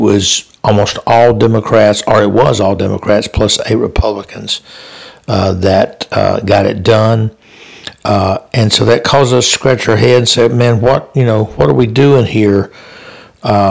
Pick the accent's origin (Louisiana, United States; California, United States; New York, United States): Louisiana, United States; Louisiana, my home state